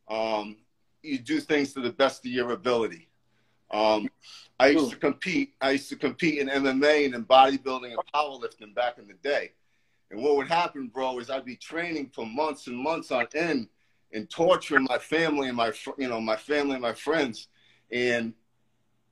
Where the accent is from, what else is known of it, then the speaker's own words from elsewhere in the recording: New York, United States; moved away; I'm originally from New York